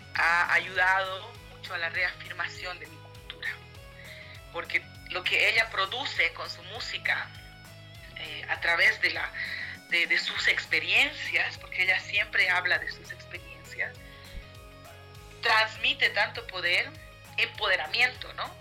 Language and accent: Spanish; Canavi, Yungas, La Paz, Bolivia; now in Cochabamba, Bolivia; soy de los Yungas de La Paz, de Canavi